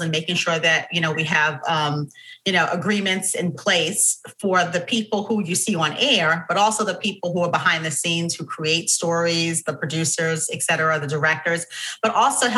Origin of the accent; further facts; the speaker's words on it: New York City, New York, United States; I grew up in Harlem, New York, in the Manhattanville Projects, just above 125th Street in Broadway.